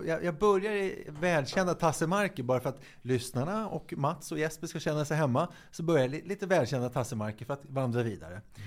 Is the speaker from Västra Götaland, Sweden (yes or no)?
no; Stockholm, Stockholm County, Sweden; där jag bodde när jag växte upp i Hässelby